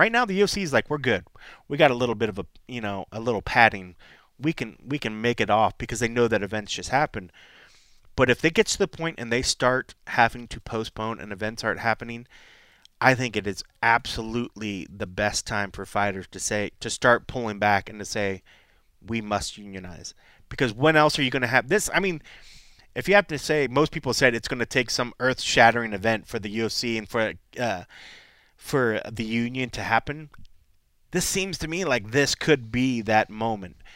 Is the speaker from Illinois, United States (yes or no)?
no; Columbus, Ohio, United States; now in Las Vegas, United States; Columbus is being my hometown